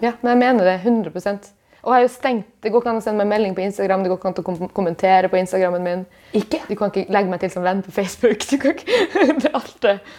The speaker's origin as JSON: {"language": "Norwegian", "town": "Bjørnevatn", "region": "Finnmark", "country": "Norway", "tie": "born or raised there", "moved": "yes", "said": "jeg er hjemme i Finnmark"}